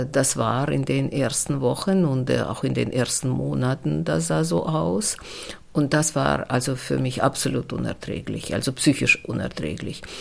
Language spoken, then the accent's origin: German; Russia; German is a second language; Und bei uns in Russland dauerte das sehr lange.